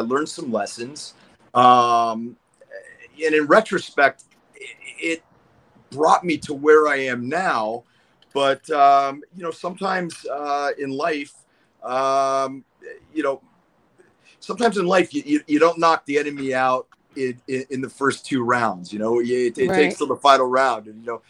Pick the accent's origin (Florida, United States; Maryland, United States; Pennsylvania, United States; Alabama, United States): Pennsylvania, United States; moved away as an adult; also born or lived in Boston, United States; I mean, I came out here from Pennsylvania. Well, I was going to school in Boston at Boston University, and I transferred to UCLA.